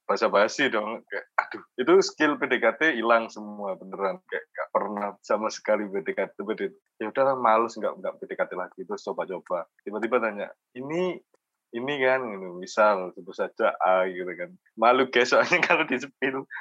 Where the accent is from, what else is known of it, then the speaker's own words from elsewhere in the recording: Jombang, East Java, Indonesia; iya aku anak Jombang kan dia balesnya gitu